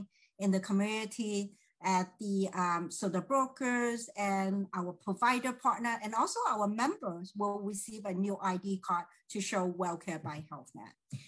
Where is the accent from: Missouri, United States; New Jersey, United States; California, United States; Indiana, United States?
California, United States; San Francisco Bay Area; I'm from San Francisco Bay Area